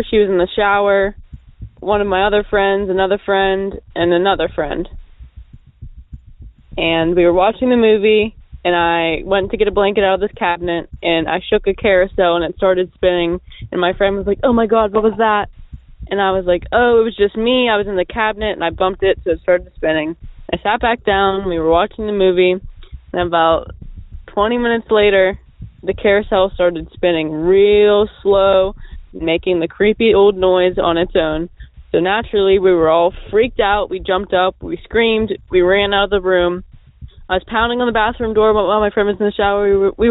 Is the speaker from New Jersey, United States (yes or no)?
no; Pittsburgh, Pennsylvania, United States; I'm from Pittsburgh, Pennsylvania.